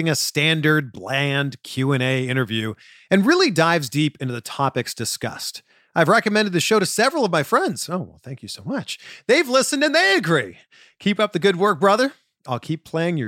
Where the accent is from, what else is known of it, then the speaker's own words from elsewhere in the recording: Canada; I'm originally from Canada.